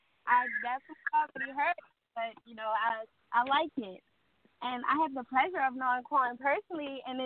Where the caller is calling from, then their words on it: Baltimore, Maryland, United States; I'm calling from Baltimore.